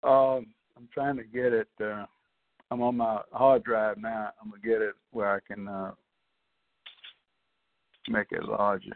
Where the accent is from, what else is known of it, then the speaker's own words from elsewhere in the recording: Mobile, Alabama, United States; moved away as an adult; also born or lived in Baldwin County, Alabama / Dothan, Alabama; I was born in Baldwin County, but I grew up in Mobile.